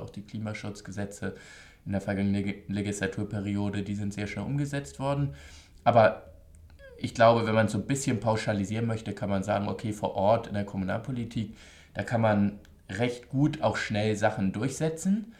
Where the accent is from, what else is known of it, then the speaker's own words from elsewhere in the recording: Hamburg, Germany; Ich komme aus Hamburg, aus dem Wahlkreis Hamburg-Nord, Alstertal